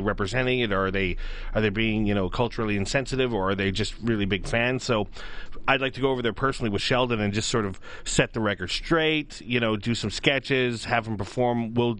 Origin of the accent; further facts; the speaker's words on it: Edmonton, Alberta, Canada; we're both from smaller communities. We're from Edmonton